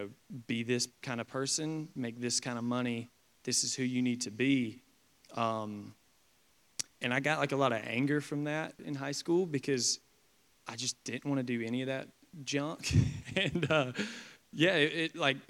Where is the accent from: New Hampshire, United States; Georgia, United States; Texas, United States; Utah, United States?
Georgia, United States; Perry; growing up in Perry, Georgia